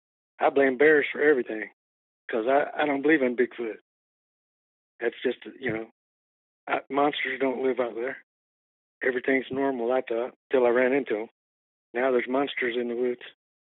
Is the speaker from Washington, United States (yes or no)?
no; Texas, United States; We're from Texas. Grew up down there chasing critters.